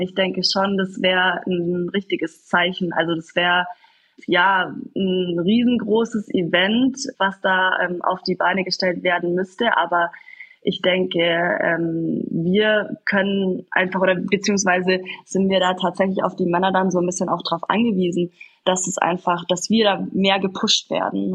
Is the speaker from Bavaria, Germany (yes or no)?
yes; Kaufbeuren, Bavaria, Germany; bin ich geboren in Kaufbeuren, in der Eishockey-Stadt schlechthin.